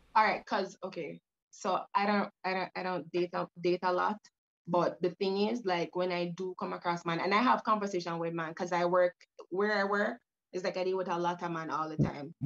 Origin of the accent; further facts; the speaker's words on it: Jamaica; growing up, I'm I'm Jamaican, so I yeah. grew up in a in, in in a third country with our mom